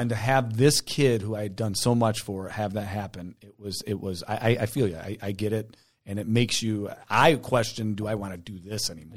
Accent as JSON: {"language": "English", "town": "Taylor", "country": "United States", "tie": "born or raised there", "moved": "yes", "said": "I grew up in Taylor."}